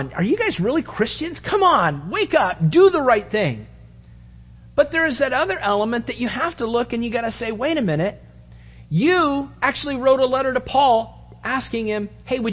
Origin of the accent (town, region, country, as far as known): United States